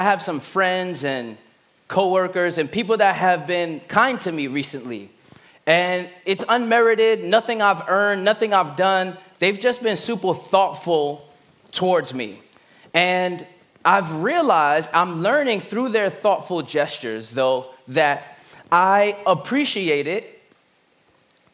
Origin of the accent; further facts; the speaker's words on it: New York City, New York, United States; I'm from Brooklyn